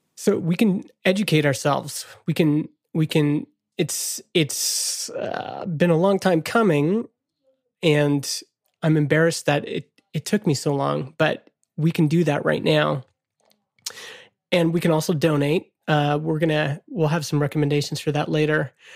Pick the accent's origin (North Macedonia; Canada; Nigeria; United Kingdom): Canada; I'm Canadian